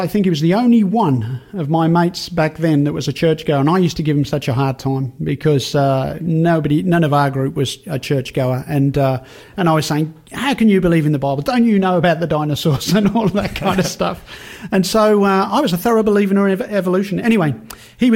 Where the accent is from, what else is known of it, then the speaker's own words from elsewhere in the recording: Birmingham, West Midlands, United Kingdom; moved away; I grew up in Birmingham, actually. Birmingham, England's right in the centre of the country